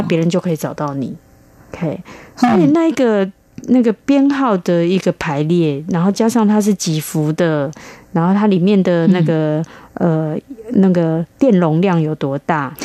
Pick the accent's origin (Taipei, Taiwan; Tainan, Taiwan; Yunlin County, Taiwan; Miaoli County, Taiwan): Taipei, Taiwan; 我本身是台北人， 而且是西门町人， 我一出生对面就是百货公司